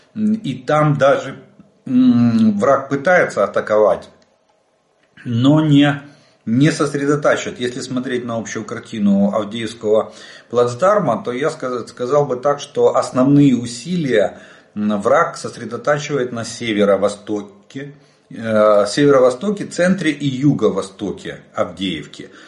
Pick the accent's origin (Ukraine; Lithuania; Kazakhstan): Ukraine; мы из Украины